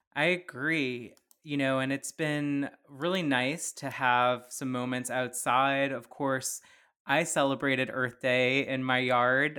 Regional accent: Plaquemines Parish, Louisiana, United States; moved away as an adult; also born or lived in San Francisco Bay Area; having grown up in, in Plaquemines Parish

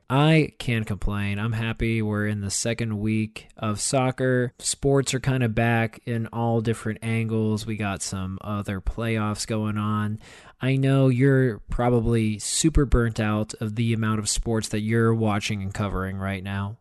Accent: Pittsburgh, Pennsylvania, United States; I grew up in Pittsburgh

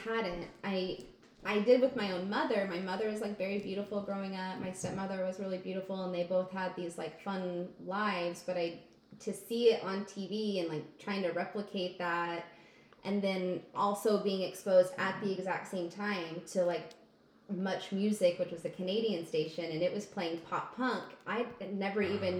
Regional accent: outside of Wichita, Kansas, United States; I grew up outside of Wichita, Kansas.

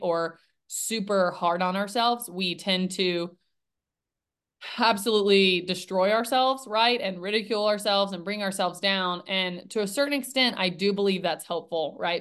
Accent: Nashville, Tennessee, United States; born and raised in Nashville, Tennessee

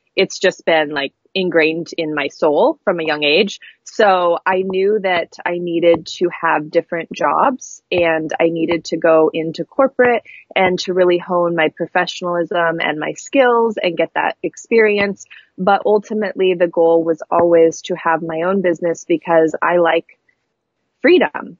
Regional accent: Astoria, Oregon, United States; also born or lived in Seaside, Oregon; I grew up in Astoria and then Seaside, Oregon and it was very coastal

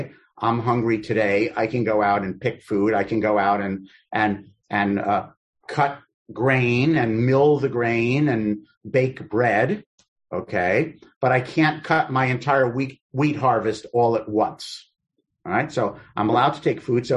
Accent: New York City, New York, United States; I'm from Queens

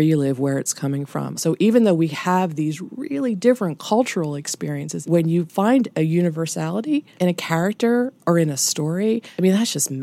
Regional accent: United States; as an American

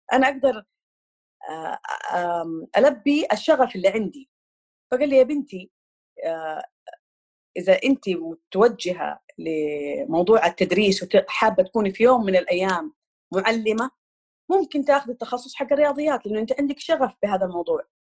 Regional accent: Jeddah, Makkah Province, Saudi Arabia; moved away as an adult; now in Eastern Province, Saudi Arabia; أنا أساساً originally من الحجاز، من جدة

